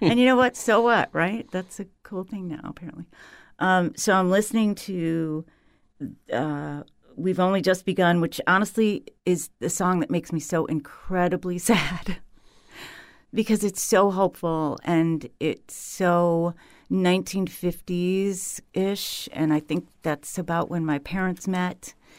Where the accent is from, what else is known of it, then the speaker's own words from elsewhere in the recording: Huron, Ohio, United States; moved away; I grew up in Huron, Ohio, on the South Shore of Lake Erie